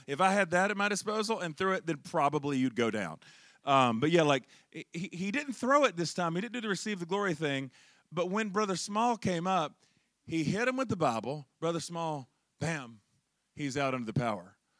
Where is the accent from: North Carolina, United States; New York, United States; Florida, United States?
North Carolina, United States; Charlotte; I'm originally from Charlotte, North Carolina